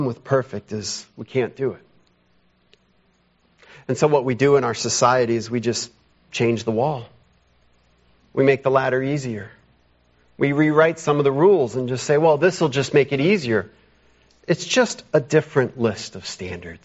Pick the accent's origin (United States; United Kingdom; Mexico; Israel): United States; modern American people